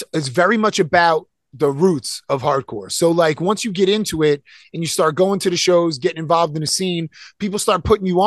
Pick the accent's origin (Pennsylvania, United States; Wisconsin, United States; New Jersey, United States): New Jersey, United States; Elizabeth; also born or lived in Kenilworth, New Jersey; I was born in Elizabeth, and I lived in Elizabeth